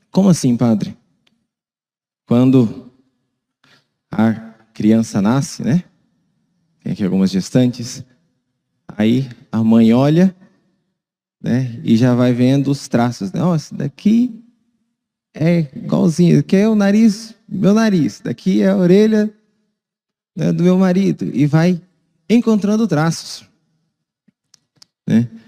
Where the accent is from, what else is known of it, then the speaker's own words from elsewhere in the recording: Cuiabá, Mato Grosso, Brazil; O bairro onde eu cresci tinha muitos paulistas também, então eu não peguei muito sotaque e tudo, mas eu sou cuiabano.